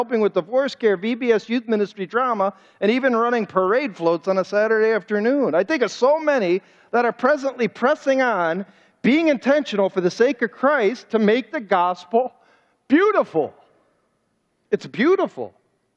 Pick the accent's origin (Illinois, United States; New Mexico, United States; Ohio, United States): Ohio, United States; Cleveland; And I grew up in Cleveland.